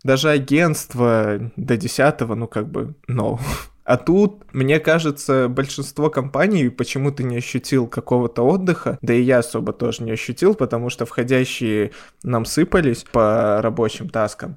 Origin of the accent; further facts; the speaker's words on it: Belarus; Мы белорусы